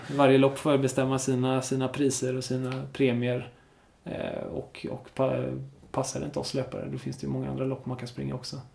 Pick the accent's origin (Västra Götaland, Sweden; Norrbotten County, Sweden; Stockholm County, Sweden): Västra Götaland, Sweden; Smögen; moved away; also born or lived in Enhörna; hemma på den ön där jag kommer ifrån, Smögen.